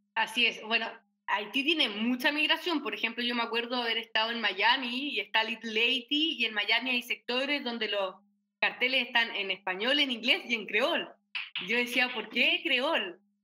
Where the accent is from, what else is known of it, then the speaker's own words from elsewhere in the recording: Chile; como chilenos